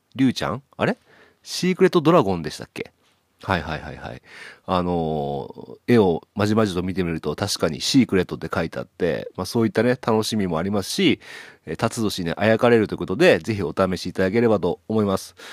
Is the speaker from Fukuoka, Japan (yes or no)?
no; Okayama, Japan; 僕の地元の岡山